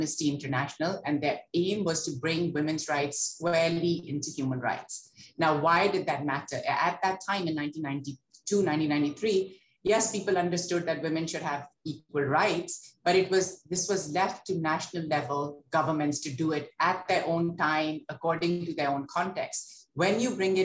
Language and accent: English; Lahore, Punjab, Pakistan; I grew up in Lahore